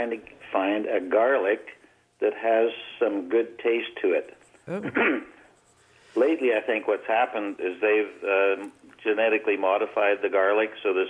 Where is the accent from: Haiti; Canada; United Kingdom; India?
Canada; Saskatchewan; I grew up in Saskatchewan next to a Ukrainian community